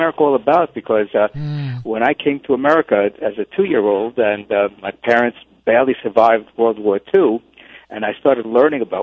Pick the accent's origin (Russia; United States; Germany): United States; New York City, New York; I grew up in the New York City public schools